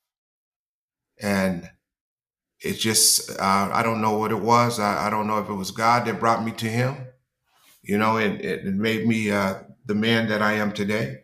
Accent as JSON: {"language": "English", "town": "San Diego", "region": "California", "country": "United States", "tie": "born or raised there", "said": "I grew up in Southeast San Diego"}